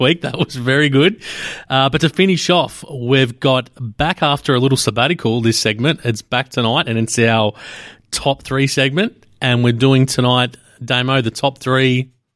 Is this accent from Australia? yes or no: yes; Australia; being Australian